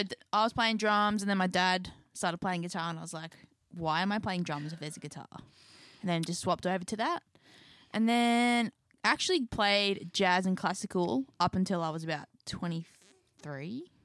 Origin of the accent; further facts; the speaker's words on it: Newcastle, New South Wales, Australia; We're actually from Newcastle, Australia.